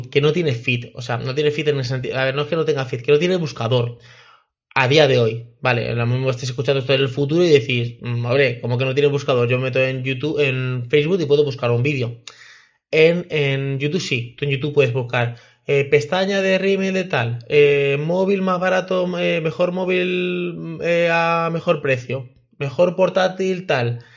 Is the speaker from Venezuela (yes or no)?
no; Mexico; porque nunca tiene nada para, para mi país, porque yo soy de México y esta chica lo hace todo en Colombia